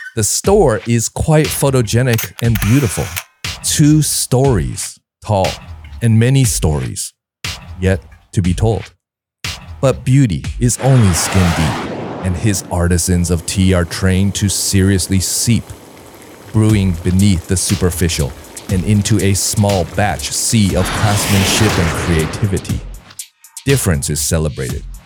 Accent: California, United States; moved away as an adult; now in Taipei, Taiwan; in my home state of California

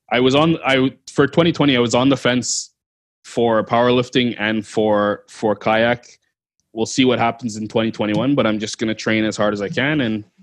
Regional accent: Canada; and uh, I set the Canadian as a Canadian athlete.

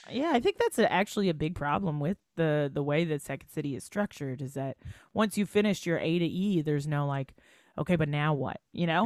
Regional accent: Welland, Ontario, Canada; moved away as an adult; also born or lived in Toronto; we're from Welland

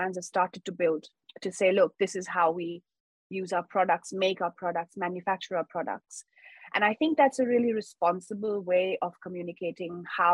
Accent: Mumbai, Maharashtra, India; I've been born and brought up in Mumbai, India. So all of my school, college, undergrad was very much in Mumbai.

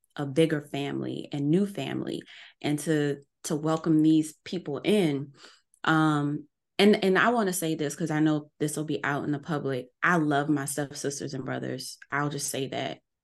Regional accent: New Orleans, Louisiana, United States; I'm from New Orleans.

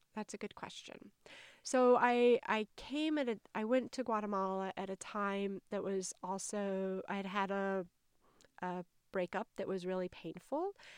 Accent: North Carolina, United States; accent: Southern; as you may be able to tell from my accent, I'm a Southerner. Um, I grew up in a small town in North Carolina

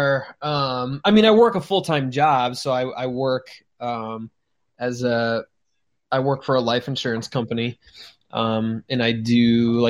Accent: Chicago, Illinois, United States; we are from Chicago

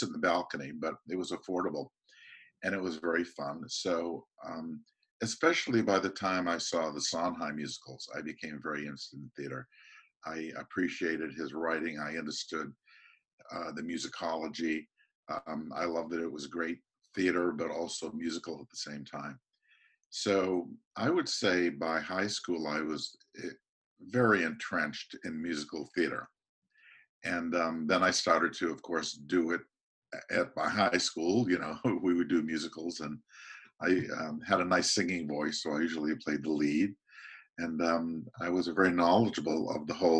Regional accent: Boston, Massachusetts, United States; I grew up in the Boston area

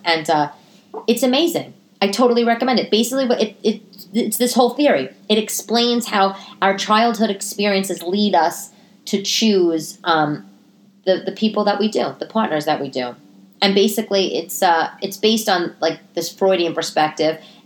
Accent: New York City, New York, United States; when I was growing up in Staten Island

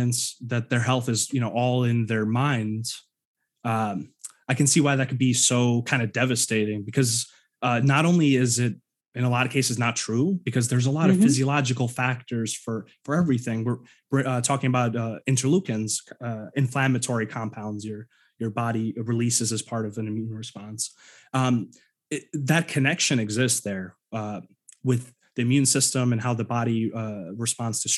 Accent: New York, United States; moved away as an adult; also born or lived in Ukraine; now in Pacific Northwest, United States; I grew up in New York most of my life

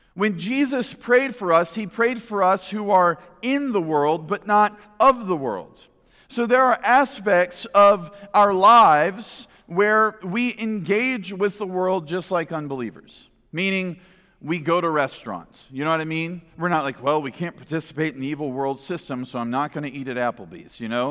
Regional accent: United States; as American people

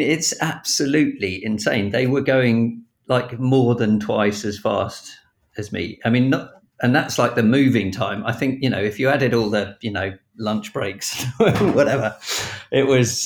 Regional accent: Battle, South East England, United Kingdom; I grew up in Battle down in East Sussex

